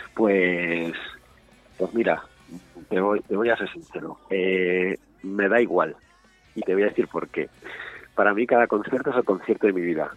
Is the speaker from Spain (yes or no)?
yes; Madrid, Community of Madrid, Spain; moved away as an adult; now in Segovia, Spain; no soy de Segovia, nacido en Segovia, llevo hace unos años viviendo, yo, vengo de Madrid